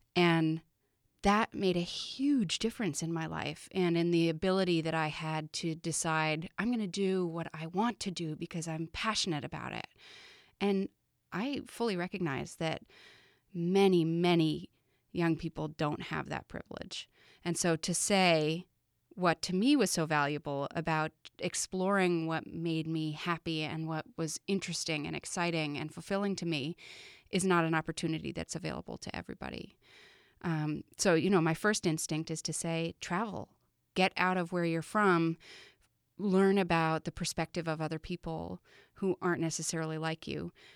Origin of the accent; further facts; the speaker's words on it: Vermont, United States; moved away; I'm from Vermont originally, but I hadn't been living here for many years.